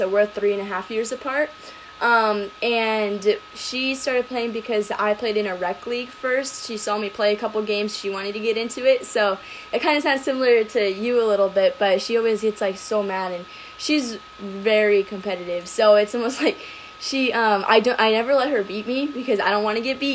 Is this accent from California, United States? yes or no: yes; California, United States; moved away as an adult; now in Arizona, United States; I'm originally from California, and then I moved to Arizona literally a month before COVID started